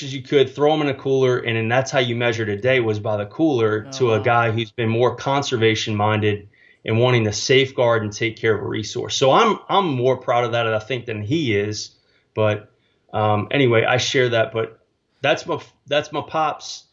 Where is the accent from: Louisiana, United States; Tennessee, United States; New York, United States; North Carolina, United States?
Louisiana, United States; New Orleans; moved away as an adult; also born or lived in Mississippi; now in San Antonio, United States; born and raised in New Orleans, Louisiana, and grew up with a trout fishing father